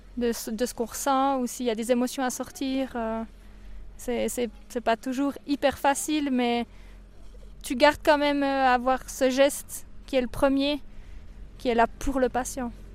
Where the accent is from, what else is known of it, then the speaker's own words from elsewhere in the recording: Bernese Jura, Switzerland; moved away; also born or lived in Valais; j'ai grandi dans le Jura bernois